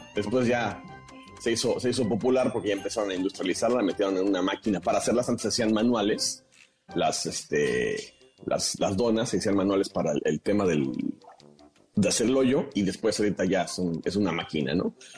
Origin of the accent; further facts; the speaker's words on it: Mexico; en México adoptamos el término dona